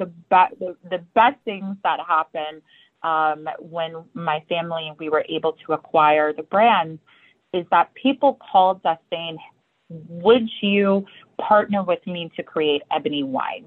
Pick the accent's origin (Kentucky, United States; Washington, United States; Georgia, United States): Kentucky, United States; Louisville; I grew up in Louisville, Kentucky.